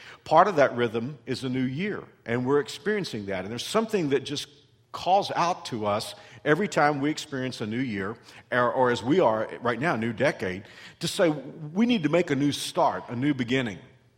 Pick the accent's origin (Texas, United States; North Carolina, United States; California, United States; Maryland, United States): Texas, United States; I came here from Texas almost 25 years ago